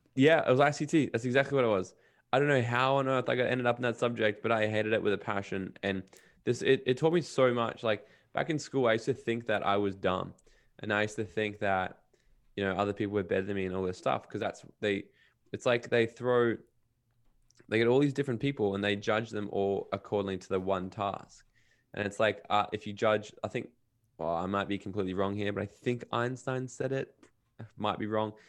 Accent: Brisbane and Gold Coast, Queensland, Australia; also born or lived in Los Angeles / Miami; I kinda grew up between Brisbane, Australia, and Gold Coast, Australia, where I am right now

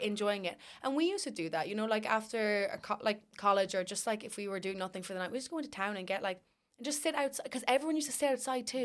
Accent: Ireland; We were the only Irish people there

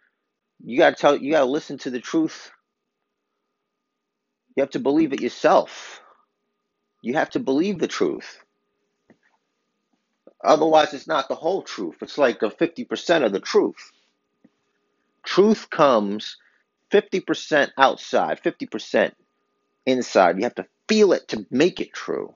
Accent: New York City, New York, United States; I'm from Brooklyn

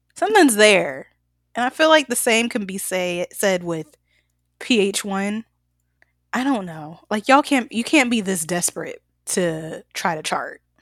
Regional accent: the South, United States; I'm from the South too

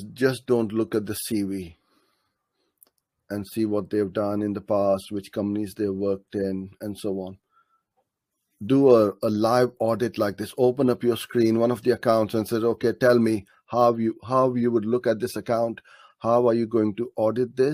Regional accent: Karachi, Sindh, Pakistan; From Karachi, my hometown.

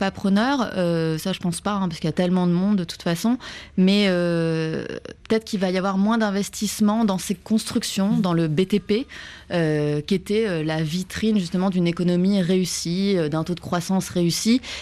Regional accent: France; moved away as an adult; also born or lived in Istanbul; je suis française

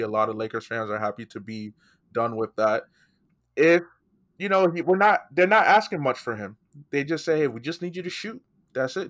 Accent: Nigeria; I'm also Nigerian.

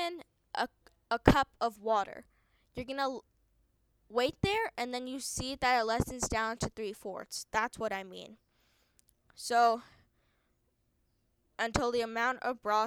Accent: India; I'm from India

